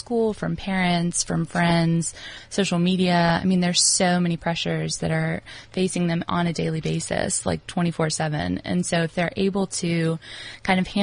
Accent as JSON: {"language": "English", "country": "United States", "moved": "as an adult", "lives_now": "South Africa", "said": "as an American coming into South Africa"}